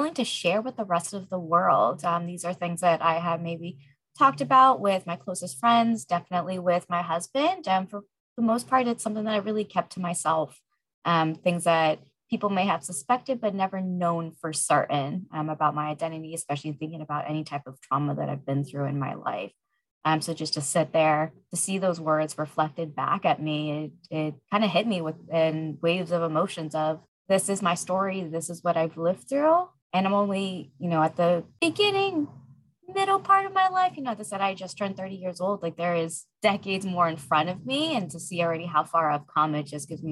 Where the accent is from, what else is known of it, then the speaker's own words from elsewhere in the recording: United States; being the first generation American in my family